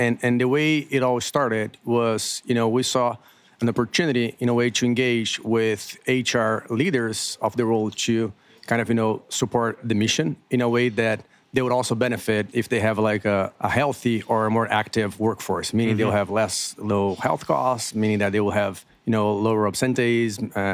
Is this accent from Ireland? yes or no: no; Brazil; moved away as an adult; now in United States; I was born and raised in Brazil